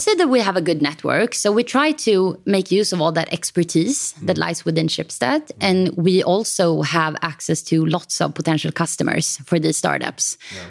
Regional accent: Stockholm, Stockholm County, Sweden; also born or lived in Copenhagen; I am from Stockholm

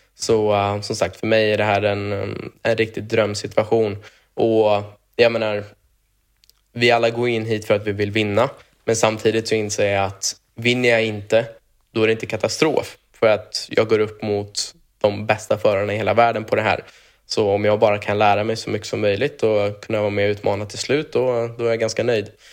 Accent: Sweden; moved away as an adult; now in United States; jag är ju svensk i grund och botten

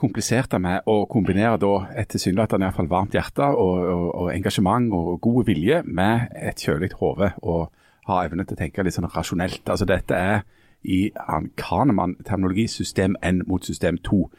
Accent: Bryne, Rogaland, Norway; søsteren min hadde lenge en, en håndskreven lapp hjemme på Bryne på, på badedøra si

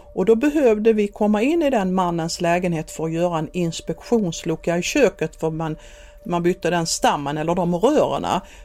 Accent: Skåne, Sweden; moved away as an adult; also born or lived in Helsingborg; Jag kommer ju från Skåne som sagt och det hörs ju säkert

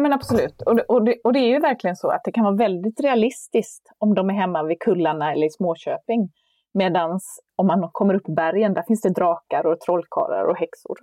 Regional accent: Kalmar, Kalmar County, Sweden; jag tittade väl på filmerna och läste någon Bamsebok hemma i Kalmar

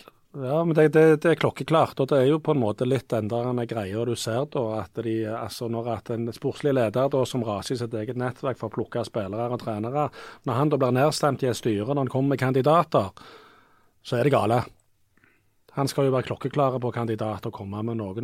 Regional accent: Rogaland, Norway; Sunde, der jeg kommer fra

